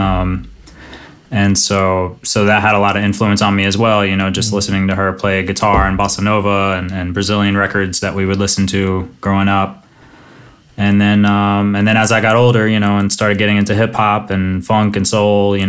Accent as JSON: {"language": "English", "town": "Nashville", "region": "Tennessee", "country": "United States", "tie": "born or raised there", "moved": "as an adult", "lives_now": "Croatia", "said": "I grew up in Nashville, Tennessee, Music City, USA"}